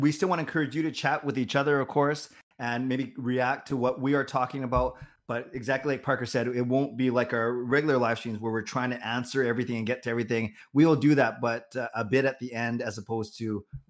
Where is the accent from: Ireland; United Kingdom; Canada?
Canada; Vancouver, British Columbia; now in Richmond, Canada; born and raised in Vancouver. I live in Richmond in the beautiful neighborhood of Steveston